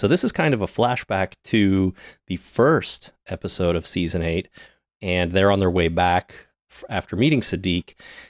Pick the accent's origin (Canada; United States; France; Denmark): Canada; We're Canadian, man. We've all spent time on cow farms